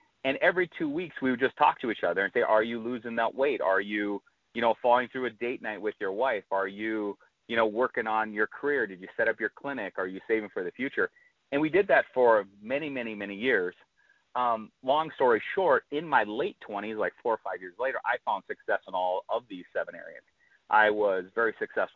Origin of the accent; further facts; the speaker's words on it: North Dakota, United States; moved away; I'm from North Dakota originally.